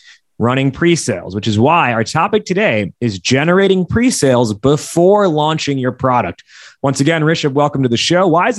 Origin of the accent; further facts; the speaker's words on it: United States; not that I ever lived anywhere else outside of the US, but being the Indian kid here